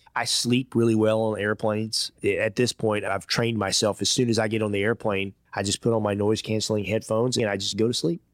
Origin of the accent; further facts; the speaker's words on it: Georgia, United States; moved away as an adult; also born or lived in Iowa / Hong Kong / Indiana; My first job as a fifteen-year-old kid growing up in Georgia, I worked in a Chinese restaurant.